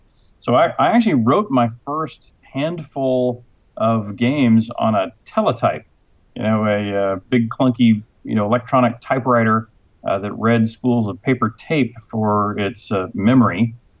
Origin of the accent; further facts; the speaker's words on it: Houston, Texas, United States; also born or lived in Cambridge, England; I was actually born in Cambridge, England, so I am a passport-carrying Brit. You know, I grew up in Houston, Texas, so obviously I don't have a British accent.